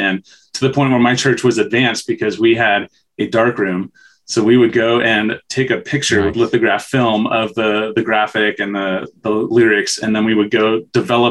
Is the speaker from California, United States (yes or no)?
yes; San Jose, California, United States; I was born and raised in San Jose, California